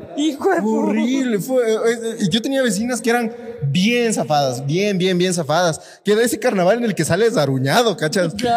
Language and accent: Spanish; Ecuador; como ecuatorianos